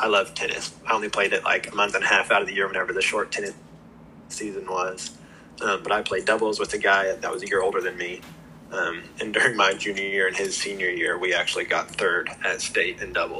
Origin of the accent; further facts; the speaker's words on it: Scott City, Kansas, United States; moved away as an adult; I grew up in a town called Scott City, Kansas. It's way out west, about an hour from the Colorado border. And it's a small town of about 3,500 people. Just one high school, one middle school, an elementary school.